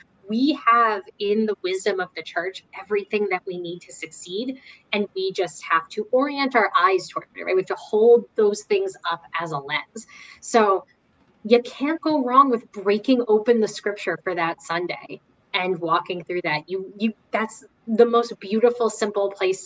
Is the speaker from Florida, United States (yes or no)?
no; New Jersey, United States; I'm from New Jersey